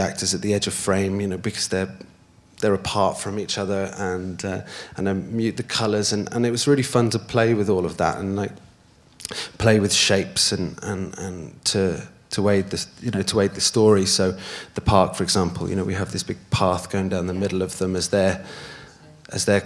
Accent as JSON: {"language": "English", "region": "Wales", "country": "United Kingdom", "tie": "born or raised there", "said": "the mountaintop scene is my favourite place on earth. It's where I grew up"}